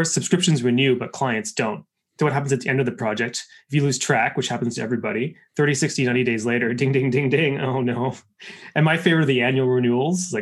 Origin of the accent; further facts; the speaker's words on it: Canada; I'm Canadian